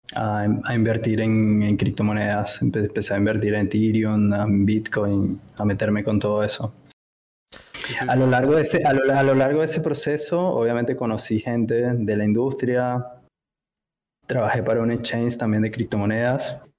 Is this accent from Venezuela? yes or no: yes; Venezuela; moved away as an adult; now in Buenos Aires, Argentina; soy de venezolano. Eh, me vine a Buenos Aires hace como cinco años aproximadamente